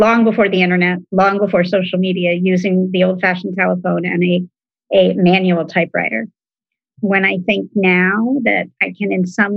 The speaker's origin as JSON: {"language": "English", "region": "East Coast", "country": "United States", "tie": "born or raised there", "also_born_or_lived": "Washington, D.C. / Southern California", "said": "growing up on the East Coast and living in DC"}